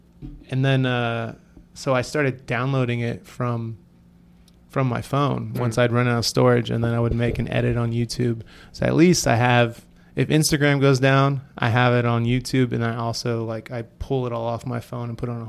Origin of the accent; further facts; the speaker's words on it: San Francisco, California, United States; growing up in San Francisco, like I would notice a lot of graffiti.